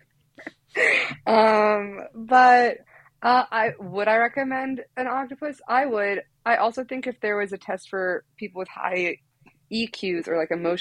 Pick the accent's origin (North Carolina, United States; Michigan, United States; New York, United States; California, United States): New York, United States; New York City; I'm born and raised in New York. I grew up in the city, in Brooklyn